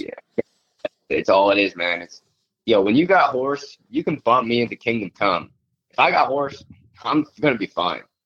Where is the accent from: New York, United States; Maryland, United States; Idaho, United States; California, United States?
New York, United States; Farmington; I grew up in Farmington